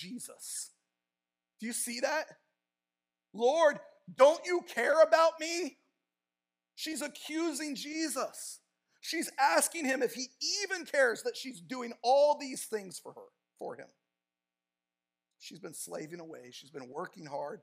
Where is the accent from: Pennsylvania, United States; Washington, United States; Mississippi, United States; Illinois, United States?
Washington, United States; Tacoma; moved away as an adult; also born or lived in California; the church I grew up in Tacoma, Washington